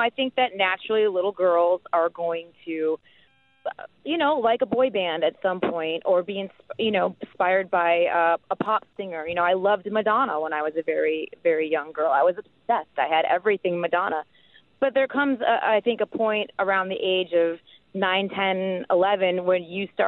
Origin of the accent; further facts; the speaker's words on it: Midwest, United States; being a kid growing up in the Midwest